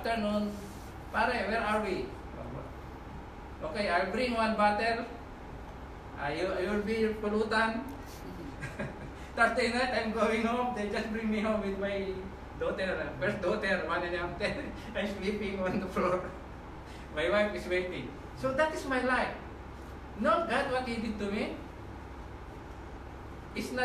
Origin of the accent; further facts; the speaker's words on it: Philippines; moved away as an adult; also born or lived in Middle East; When I went in Middle East, I came from Philippines